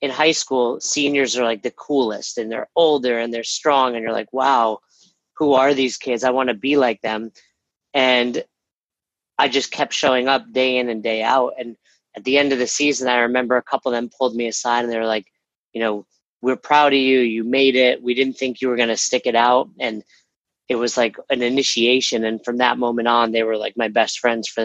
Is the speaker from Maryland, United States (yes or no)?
no; Westchester, New York, United States; I grew up in Westchester, New York